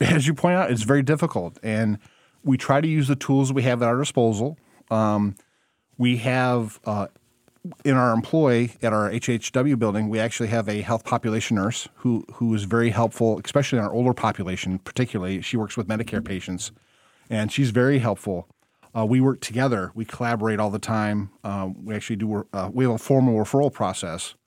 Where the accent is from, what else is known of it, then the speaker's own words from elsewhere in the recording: Monroe County, Michigan, United States; also born or lived in Missouri / Hillsdale, Michigan; I put some roots down in my hometown where I practiced for a little over a decade